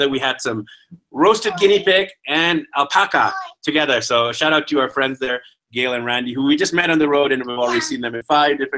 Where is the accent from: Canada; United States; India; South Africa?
Canada; Vancouver, British Columbia; the receptionist is like, "Where are you from in Canada?" We're like, "Vancouver."